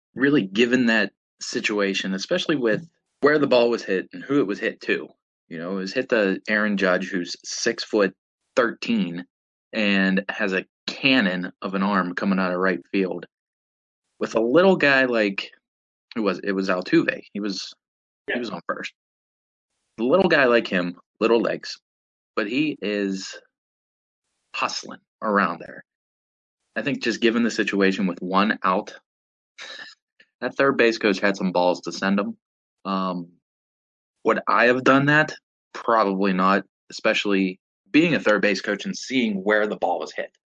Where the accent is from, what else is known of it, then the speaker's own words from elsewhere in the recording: Pittsburgh, Pennsylvania, United States; born and raised in Pittsburgh, PA